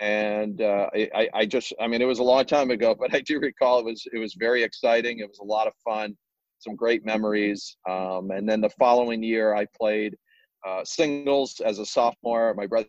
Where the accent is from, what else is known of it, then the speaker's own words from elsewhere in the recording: Northbrook, Illinois, United States; I grew up in Northbrook, Illinois, and played my high school tennis at Glenbrook North.